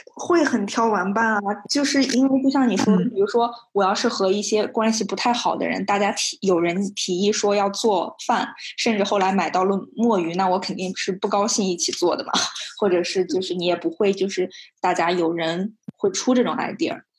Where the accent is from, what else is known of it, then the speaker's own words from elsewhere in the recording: the Northwest, northwestern China, China; moved away as an adult; also born or lived in Hangzhou, Zhejiang; 我是从小在大西北长大，然后之后我去了浙江上学、杭州上学